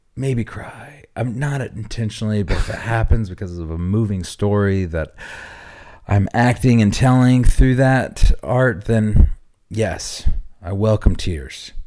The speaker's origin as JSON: {"language": "English", "region": "Oklahoma", "country": "United States", "tie": "born or raised there", "moved": "yes", "said": "my background, I grew up in Oklahoma."}